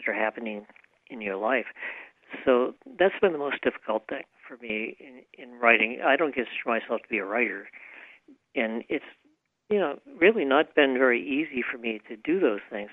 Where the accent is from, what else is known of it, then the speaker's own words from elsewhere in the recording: Massachusetts, United States; moved away; also born or lived in Maine; I grew up in Massachusetts, and I lived a long time in Massachusetts